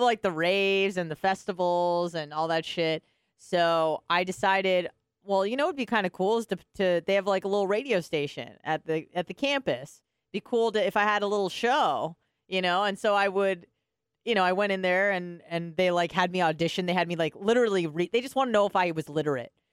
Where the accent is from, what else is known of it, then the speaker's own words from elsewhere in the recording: California, United States; moved away; I'm from California